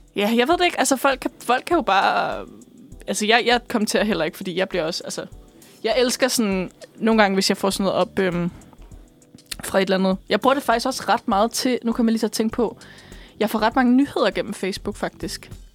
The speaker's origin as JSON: {"language": "Danish", "area": "Bornholm", "region": "Capital Region of Denmark", "country": "Denmark", "said": "jeg er fra Bornholm"}